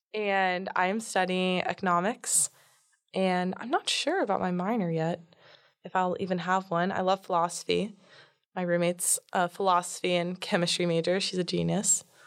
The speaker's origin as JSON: {"language": "English", "town": "Fort Lauderdale", "region": "Florida", "country": "United States", "also_born_or_lived": "Jupiter, Florida / Palm Beach, Florida", "moved": "as an adult", "lives_now": "Durham, United States", "said": "I am from Fort Lauderdale, Florida, but I've lived in Jupiter, Palm Beach, and my family's moving to Miami right now"}